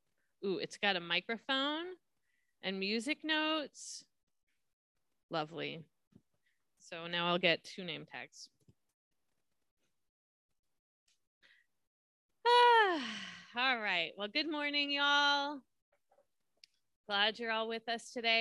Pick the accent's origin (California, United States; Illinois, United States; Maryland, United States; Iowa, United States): California, United States; Southern; I grew up in Southern California